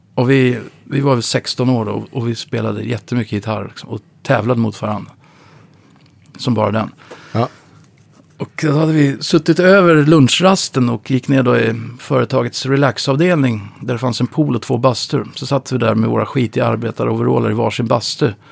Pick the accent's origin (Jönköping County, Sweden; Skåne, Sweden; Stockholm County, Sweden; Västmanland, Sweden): Stockholm County, Sweden; Upplands Väsby; also born or lived in Uppsala; Jag växte upp i Upplands Väsby